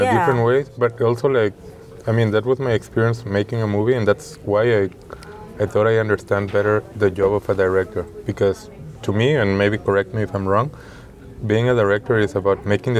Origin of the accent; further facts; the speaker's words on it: Mexico; moved away; I'm originally from Mexico